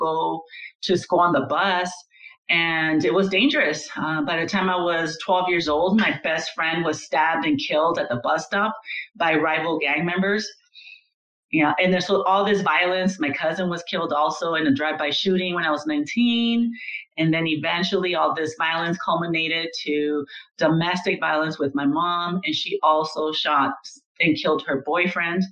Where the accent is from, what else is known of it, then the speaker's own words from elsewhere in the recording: Los Angeles, California, United States; I grew up in downtown Los Angeles. I was born at General Hospital